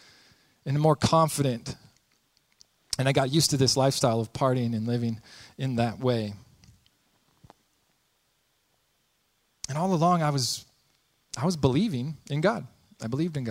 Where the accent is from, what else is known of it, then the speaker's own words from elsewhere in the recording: Spokane, Washington, United States; I was born in Spokane, Washington, born and raised there